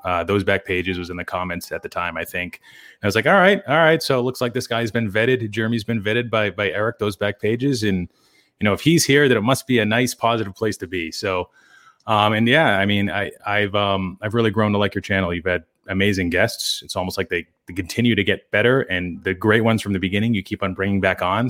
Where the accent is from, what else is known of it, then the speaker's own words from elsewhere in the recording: Wilmington, Massachusetts, United States; town that's, yeah, twenty, thirty minutes north of Boston called Wilmington